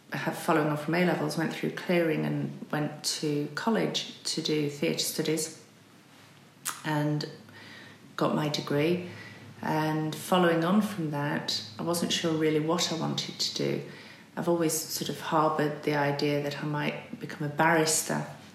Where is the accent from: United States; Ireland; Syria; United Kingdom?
United Kingdom; Barnoldswick, North West England; Well, as you say, I came from Lancashire. I was... in a very small town at primary school, a small town called Barnoldswick.